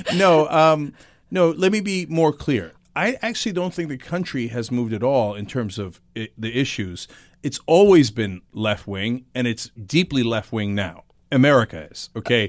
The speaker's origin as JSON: {"language": "English", "town": "East Brunswick", "region": "New Jersey", "country": "United States", "tie": "born or raised there", "also_born_or_lived": "Istanbul, Turkey"}